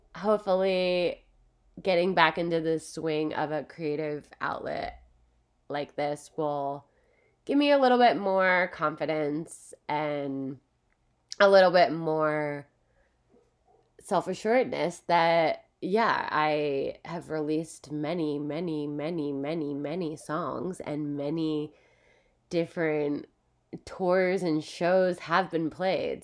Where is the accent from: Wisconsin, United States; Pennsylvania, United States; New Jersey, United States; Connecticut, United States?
Pennsylvania, United States; Philadelphia; now in California, United States; I'm from Philadelphia. I live in California